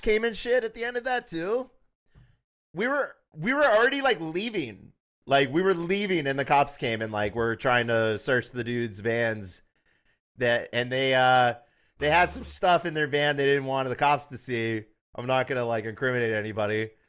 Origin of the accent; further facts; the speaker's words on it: Tennessee, United States; I'm from Tennessee and I kinda grew up with that.